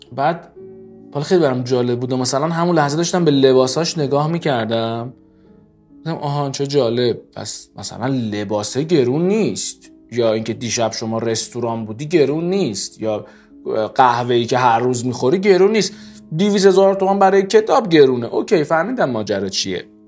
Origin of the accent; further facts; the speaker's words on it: Iran; ما ایرانیم